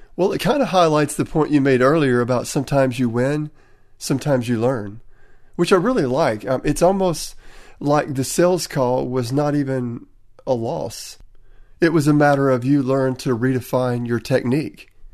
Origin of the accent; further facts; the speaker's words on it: Tennessee, United States; accent: Tennessee; my Tennessee accent